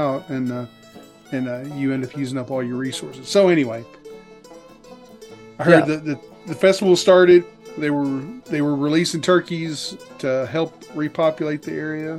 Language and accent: English; North Arkansas, United States; I did grow up in North Arkansas